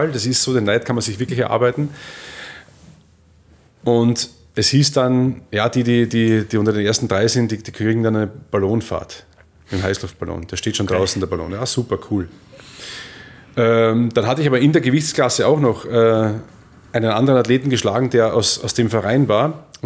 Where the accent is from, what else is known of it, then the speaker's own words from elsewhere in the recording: Austria; ich war allein als Österreicher da unten, man mochte mich nicht unbedingt sonderlich irgendwie